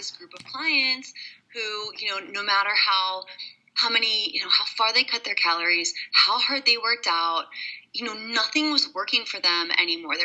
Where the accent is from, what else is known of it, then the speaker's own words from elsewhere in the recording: Hershey, Pennsylvania, United States; I'm originally from Hershey, Pennsylvania